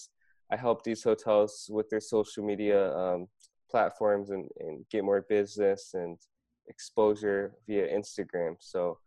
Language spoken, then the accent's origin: English; Iowa, United States; moved away as an adult; also born or lived in Korea; now in South Korea; I grew up in Iowa, pretty much went to school there, high school, college